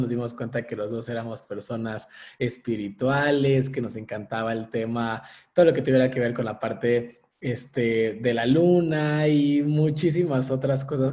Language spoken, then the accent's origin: Spanish; Mexico; nosotros como mexicanos